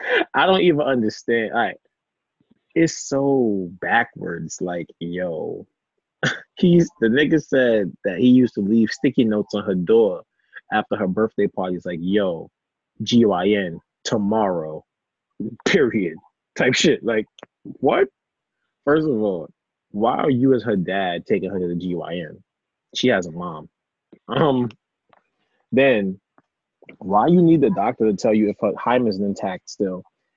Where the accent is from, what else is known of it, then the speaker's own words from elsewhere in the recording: Maryland, United States; So Mr. Harris, I reside in Maryland, Maryland. That's where I'm from.